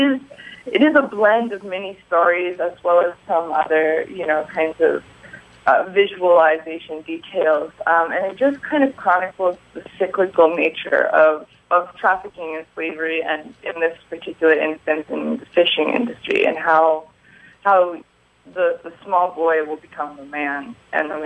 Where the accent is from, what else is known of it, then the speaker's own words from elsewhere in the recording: Bend, Oregon, United States; I'm from Bend, Oregon